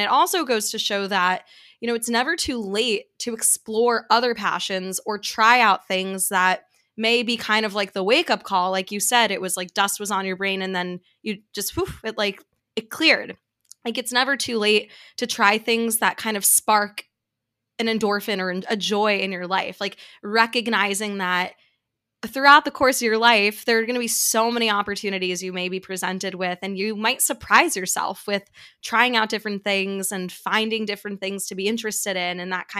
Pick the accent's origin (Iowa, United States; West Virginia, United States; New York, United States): New York, United States; New York City; there's certain things that I got away with growing up in New York City that I wrote about that I thought was hilarious